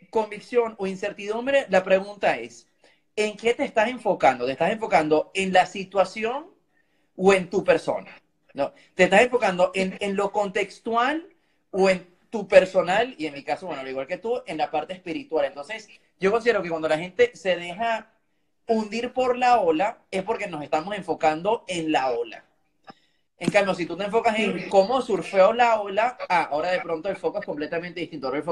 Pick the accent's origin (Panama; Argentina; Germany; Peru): Germany; Spanish is a second language; mejor que yo, que soy el alemán, así que te felicito.